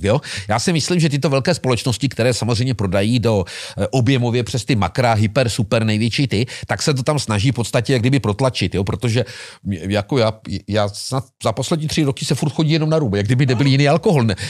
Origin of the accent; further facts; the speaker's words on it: Moravia, Czechia; u nás na Moravě